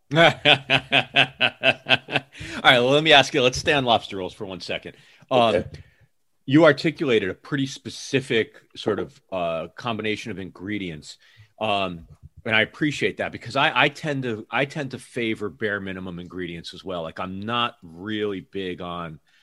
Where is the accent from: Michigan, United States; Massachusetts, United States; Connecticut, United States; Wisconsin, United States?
Connecticut, United States; New Haven; moved away as an adult; also born or lived in New York City; now in Seattle area, United States; I grew up outside of New Haven, Connecticut